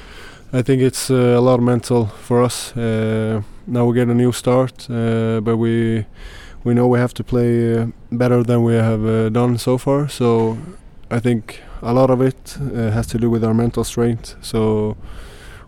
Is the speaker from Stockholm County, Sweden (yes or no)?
no; Partille, Västra Götaland, Sweden; I'm from Patla, the city we're